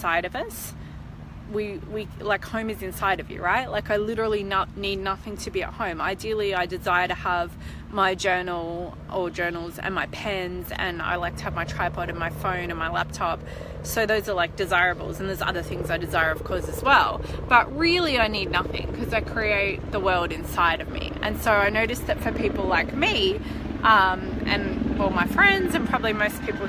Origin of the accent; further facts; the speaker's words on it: Melbourne, Victoria, Australia; moved away; This is my hometown. So I'm really just soaking up being here in Melbourne